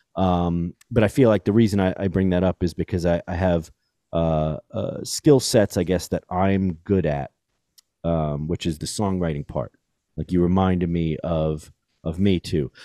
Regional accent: New York City, New York, United States; I grew up in New York City.

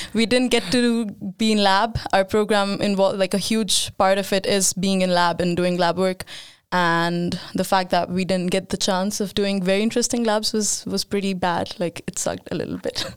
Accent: India; now in Sweden; I moved, uh, to Sweden seven years ago, and I'm from India

